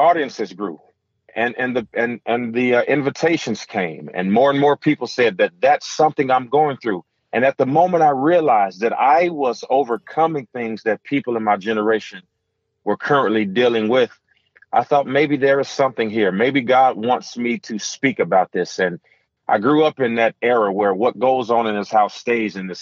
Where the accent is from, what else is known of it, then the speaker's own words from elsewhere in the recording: Gary, Indiana, United States; growing up in Gary, Indiana, where we heard gunshots at night